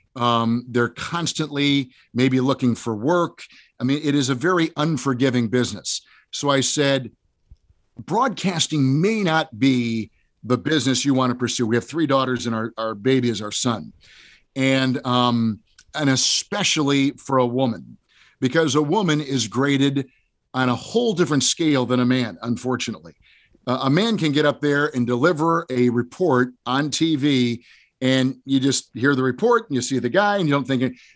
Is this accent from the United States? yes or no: yes; Green Bay, Wisconsin, United States; I grew up in Green Bay